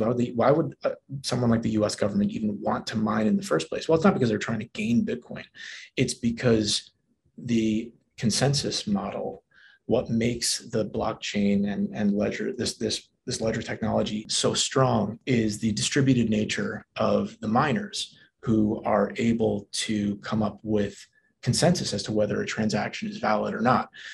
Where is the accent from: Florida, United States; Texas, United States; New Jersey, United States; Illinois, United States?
New Jersey, United States; moved away; I'm from New Jersey